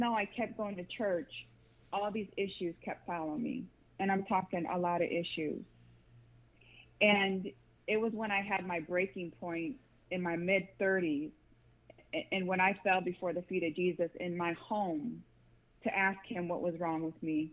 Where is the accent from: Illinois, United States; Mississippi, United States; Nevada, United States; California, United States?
Nevada, United States; Las Vegas; moved away as an adult; also born or lived in Grand Rapids, Michigan; I, I went to elementary, middle school, and high school in Las Vegas, Nevada, and I moved to Grand Rapids, Michigan in 2006